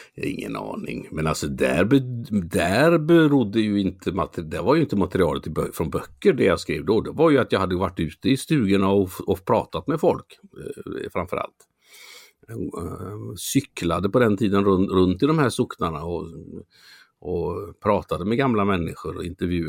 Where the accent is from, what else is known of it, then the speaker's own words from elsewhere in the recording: Mölnlycke, Västra Götaland, Sweden; also born or lived in Gothenburg; där jag är uppvuxen då, Mölnlycke